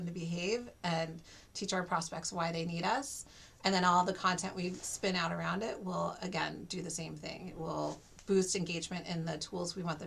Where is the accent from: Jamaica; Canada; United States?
United States; Washington, District of Columbia; I grew up in the DC area